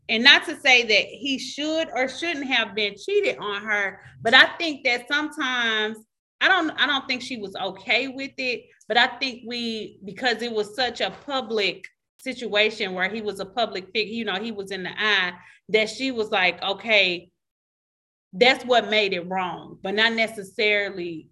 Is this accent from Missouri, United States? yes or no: yes; St. Louis, Missouri, United States; Shout out to St. Louis. That's my hometown